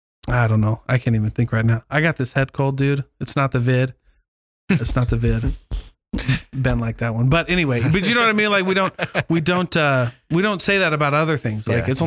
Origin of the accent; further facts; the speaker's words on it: Keokuk, Iowa, United States; I had people in my ward growing up in Keokuk who would go out like in between, like I'm LDS.